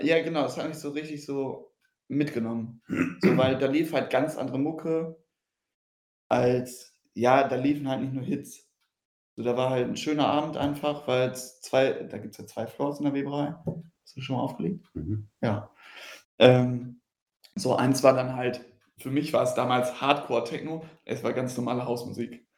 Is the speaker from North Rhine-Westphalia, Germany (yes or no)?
yes; Riedberg, North Rhine-Westphalia, Germany; ich komme aus Riedberg, so das Schützenfest halt und Karneval das Größte.